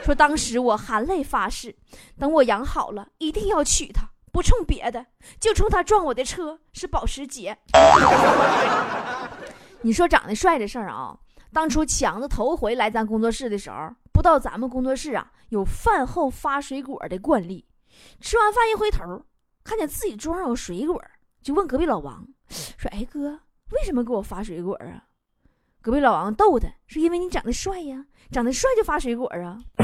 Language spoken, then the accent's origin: Chinese; Liaoning, China; now in Guangdong, China; 我是辽宁人 生活在广东